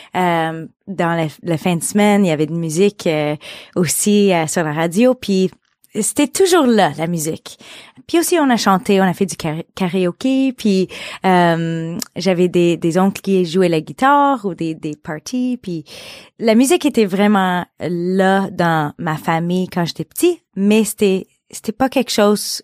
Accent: Beaconsfield, Quebec, Canada; j'ai grandi à, à Beaconsfield

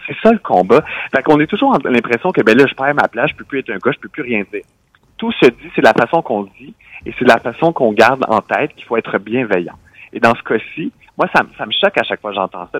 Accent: Quebec, Canada; chez nous au Québec

